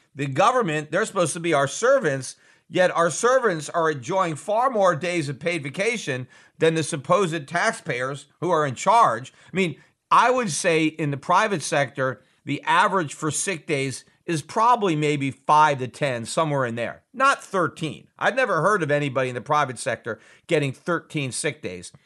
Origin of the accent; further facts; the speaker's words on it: United States; as an American